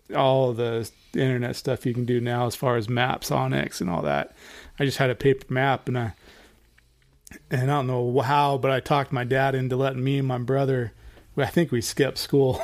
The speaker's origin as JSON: {"language": "English", "region": "Idaho", "country": "United States", "tie": "born or raised there", "said": "growing up in Idaho, like me and Eric did"}